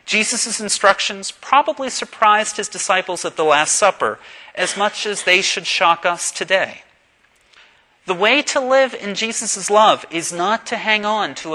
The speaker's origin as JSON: {"language": "English", "town": "Pittsburgh", "region": "Pennsylvania", "country": "United States", "tie": "born or raised there", "said": "This past week, I made a very important trip to my hometown of Pittsburgh."}